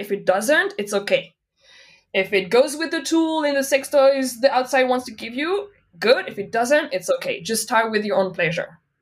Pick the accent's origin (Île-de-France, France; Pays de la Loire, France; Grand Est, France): Pays de la Loire, France; Nantes; English is a second language; moved away as an adult; also born or lived in Paris, France / Montreal, Canada; now in Berlin, Germany; I grew up in Nantes.